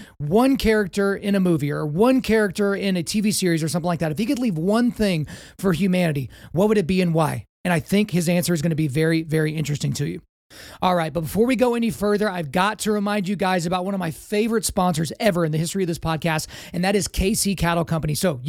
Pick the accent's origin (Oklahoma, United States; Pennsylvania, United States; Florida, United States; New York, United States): Oklahoma, United States; my home state here of Oklahoma